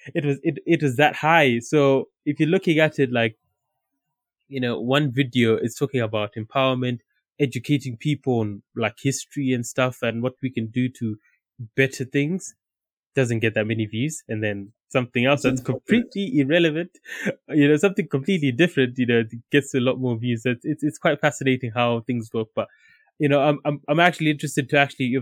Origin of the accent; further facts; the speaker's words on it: Zimbabwe; now in United Kingdom; growing up in Zimbabwe